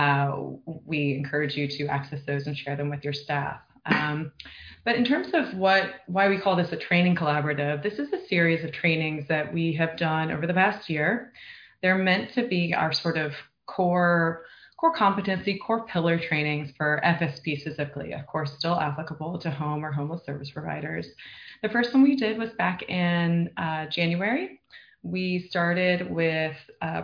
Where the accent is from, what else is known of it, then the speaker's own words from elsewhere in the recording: Virginia, United States; moved away as an adult; also born or lived in Seattle / New York; now in Los Angeles, United States; I'm from Virginia. I went to grad school and worked in Seattle and then New York